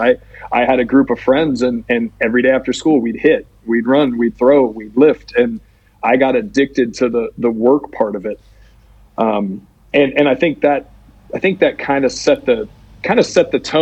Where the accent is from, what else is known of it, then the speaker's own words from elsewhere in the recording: Houston, Texas, United States; I grew up in Houston with the Astros.